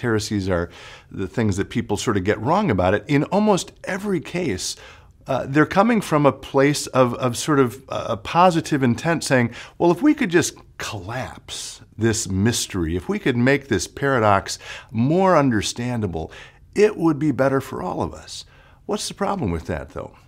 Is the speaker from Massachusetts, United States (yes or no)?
no; Chicago, Illinois, United States; moved away; I'm actually from Chicago